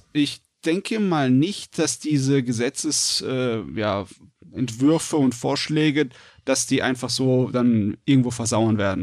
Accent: Germany; bei uns in Deutschland

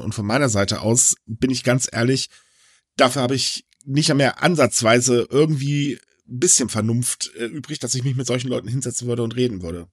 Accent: Germany; Also bei uns in Deutschland

